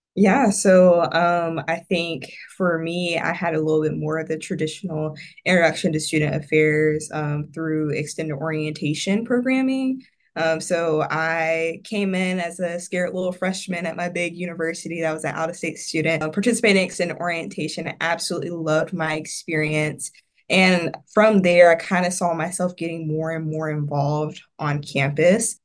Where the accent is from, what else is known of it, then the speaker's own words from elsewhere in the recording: Evans, Georgia, United States; also born or lived in South Carolina; now in Florida, United States; I'm originally from Evans, Georgia, which is right outside of Augusta, Georgia